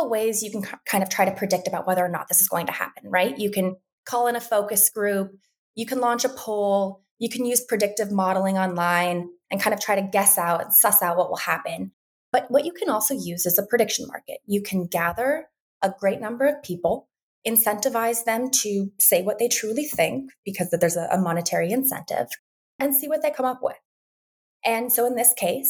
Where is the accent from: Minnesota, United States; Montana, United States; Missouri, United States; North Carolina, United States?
Montana, United States; Western; moved away; I'm originally from Western Montana